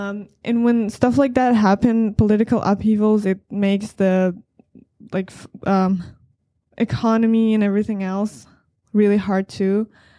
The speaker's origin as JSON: {"language": "English", "country": "Afghanistan", "tie": "born or raised there", "moved": "yes", "said": "The first thing I can say is definitely very different from here. In my entire life, while I was there, we never really had any plans of immigrating anywhere."}